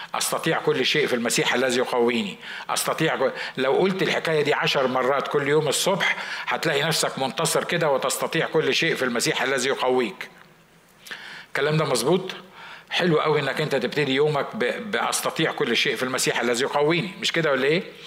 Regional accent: Egypt; كنا في مستشفى عندنا في مصر

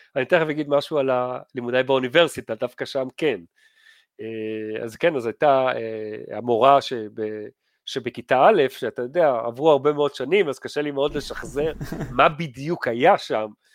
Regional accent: Givatayim, Tel Aviv District, Israel; אני התחנכתי בגבעתיים

